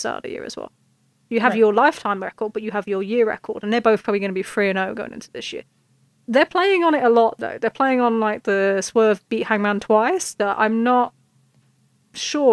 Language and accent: English; United Kingdom; accent: British; I'm British